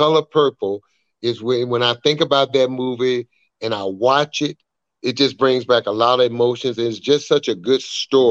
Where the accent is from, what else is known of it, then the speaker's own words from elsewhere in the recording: Atlanta, Georgia, United States; my hometown group, Atlanta